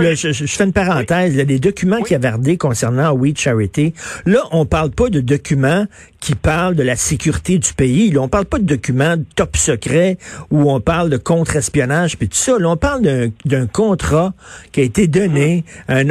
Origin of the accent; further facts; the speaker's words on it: Montreal, Quebec, Canada; je viens de Verdun, je viens d'un milieu euh, très modeste, ouvrier. Mon père travaillait dans une shop